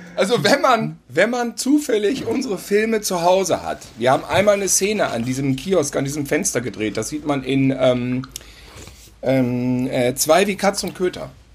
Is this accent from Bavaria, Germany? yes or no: no; North Rhine-Westphalia, Germany; bei uns in Ostwestfalen auf dem Lande auf dem Acker